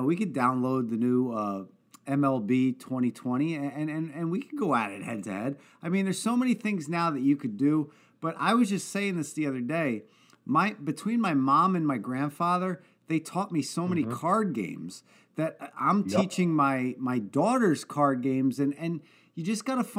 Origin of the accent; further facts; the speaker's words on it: South River, New Jersey, United States; I have so many great friends that I grew up with in South River, New Jersey